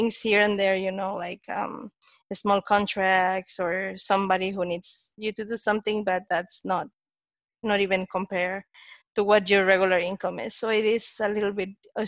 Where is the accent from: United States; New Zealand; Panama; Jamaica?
Panama; I'm from Panama. I'm here in Panama City.